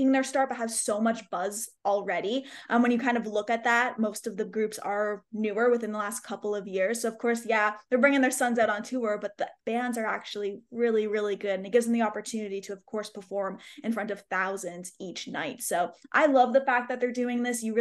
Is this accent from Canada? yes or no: yes; Canada; moved away; as a Canadian